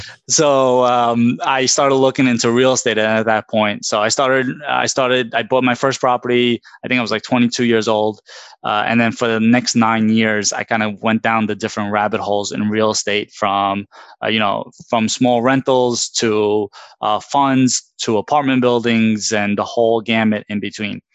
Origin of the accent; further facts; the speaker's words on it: New York City, New York, United States; I grew up in Brooklyn from my childhood